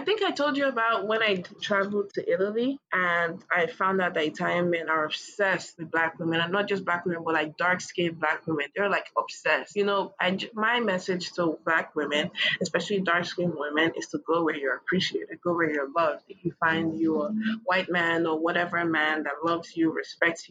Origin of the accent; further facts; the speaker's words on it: Kogi, Nigeria; I'm from Kogi State, we're all dark as hell